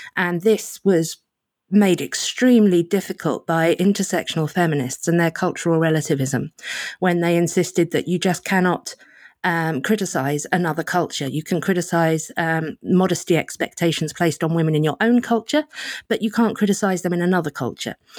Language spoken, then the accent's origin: English; United Kingdom; as a British liberal